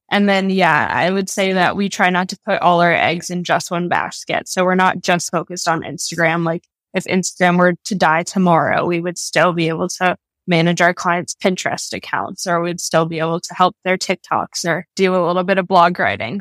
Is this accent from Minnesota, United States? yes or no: yes; Minnesota, United States; moved away as an adult; also born or lived in New York / Colorado; I was born and raised in Minnesota